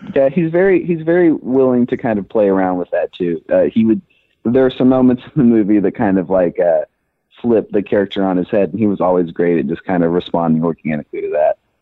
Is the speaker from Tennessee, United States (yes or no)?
yes; Memphis, Tennessee, United States; moved away as an adult; now in Los Angeles, United States; I am originally from Memphis, Tennessee. I was born and raised there